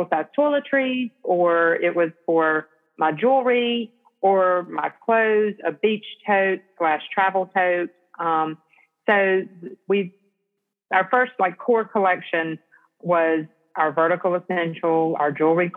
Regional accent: Selma, Alabama, United States; moved away as an adult; also born or lived in Auburn, Alabama / Atlanta, Georgia; now in Fairhope, United States; I grew up in Selma, Alabama, and was born and raised in Selma

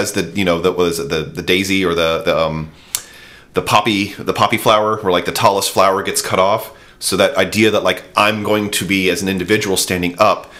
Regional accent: United States; as an American

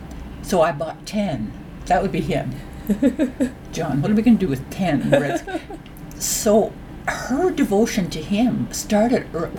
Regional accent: Canada; as a Canadian and as a person with a voice, this is the group I would like to be advocating for.

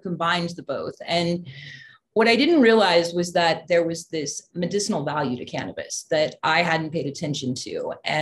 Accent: Waterford, California, United States; also born or lived in San Francisco; I grew up in Northern California

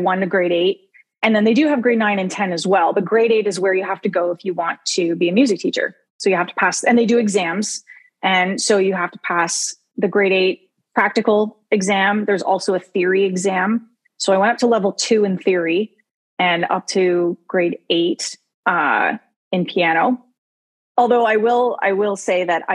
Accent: Windsor, Ontario, Canada; I grew up here, not in Windsor, on the outskirts of Windsor

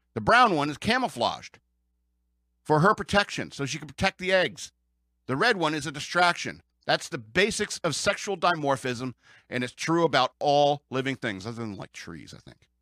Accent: United States; as an American

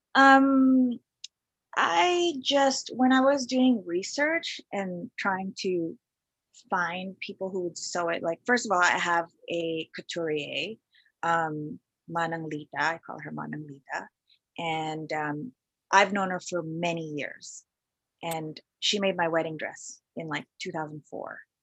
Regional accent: Vancouver, British Columbia, Canada; moved away as an adult; also born or lived in Philippines; now in Toronto, Canada; I moved to Toronto from Vancouver after when I was your age. I was mm-hmm. like 27.

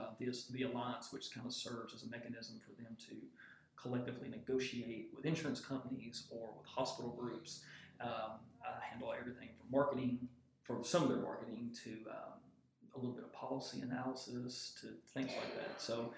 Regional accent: Paris, Tennessee, United States; now in Jackson, United States; I am originally from Paris, Tennessee, and I grew up there. I'm the youngest of four brothers. Mom and dad, all three brothers live up there

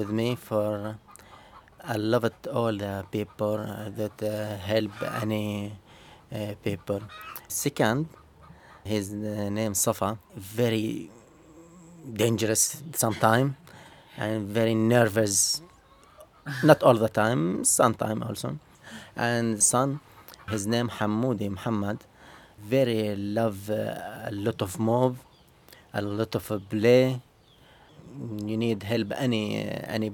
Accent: Daraya, Rif Dimashq, Syria; from Syria, specifically Daria

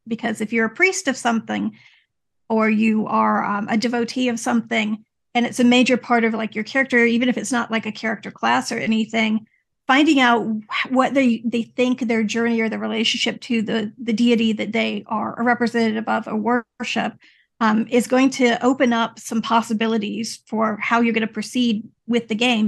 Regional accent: Louisiana, United States; I grew up in Louisiana

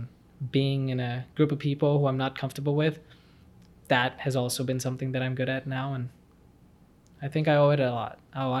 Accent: Dallas, Texas, United States; also born or lived in Punjab, India; I was born in India when I was in Punjab, and so when I was 3 years old, my dad and my mom and I moved to Dallas, Texas

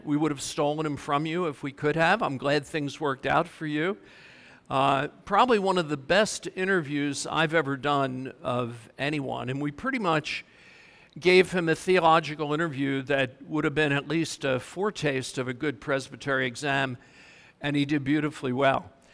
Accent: Mount Holly, New Jersey, United States; I'm from Mount Holly

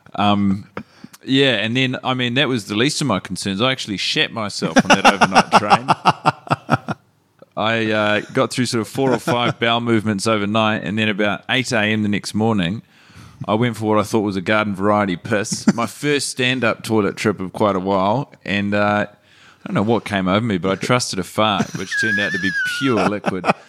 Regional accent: Christchurch, Canterbury, New Zealand; moved away; experiences growing up in Christchurch

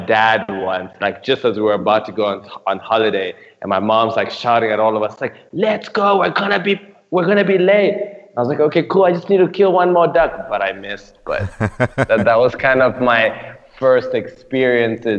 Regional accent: Nairobi, Kenya; I grew up in Nairobi, Kenya

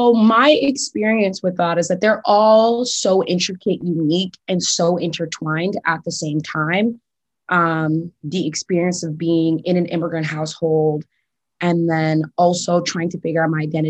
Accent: Portland, Maine, United States; But I am a Mainer, so I was born and raised in Portland. So this is my home. I am actually the first person in my direct family to be born in the U.S. So I do kind of have the dual experience of being raised around immigrants

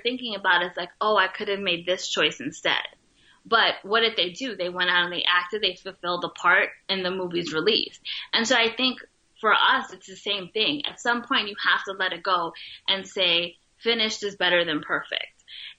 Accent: Bronx, New York, United States; But I would not trade anything growing up in the Bronx. Like, I absolutely loved it.

